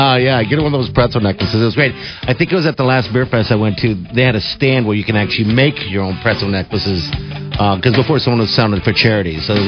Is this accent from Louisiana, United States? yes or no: no; Omaha, Nebraska, United States; because I'm from Omaha